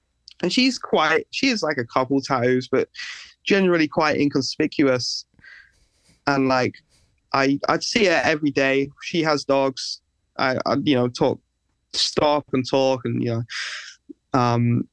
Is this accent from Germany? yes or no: no; England, United Kingdom; growing up in England